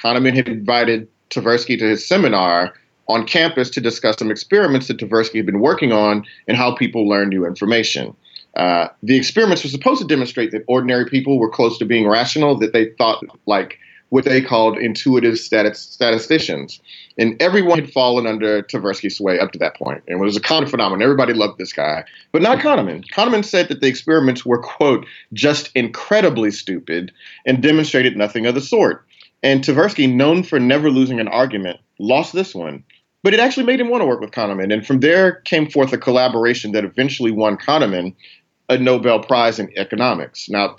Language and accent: English; Houston, Texas, United States; my hometown, Houston